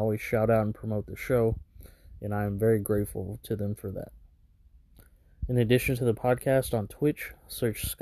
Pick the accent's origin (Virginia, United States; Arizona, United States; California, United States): California, United States; Fresno; born or raised there